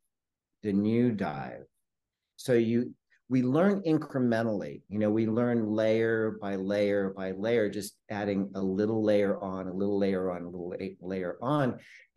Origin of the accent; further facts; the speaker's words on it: El Cajon, California, United States; also born or lived in San Diego; I was born in San Diego, and I grew up in El Cajon, which is a suburb of San Diego.